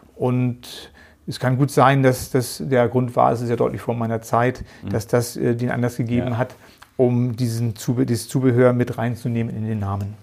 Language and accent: German; Geesthacht, Schleswig-Holstein, Germany; accent: northern German; also born or lived in Hamburg; Es ist unschwer immer noch zu hören, dass ich aus dem Norden Deutschlands komme bin in Gestacht bei Hamburg ja, aufgewachsen, geboren in Hamburg.